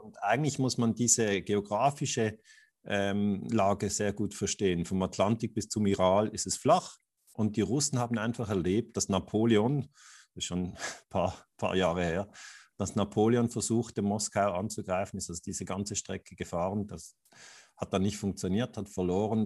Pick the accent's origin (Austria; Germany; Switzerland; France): Switzerland; sage ich jetzt als Schweizer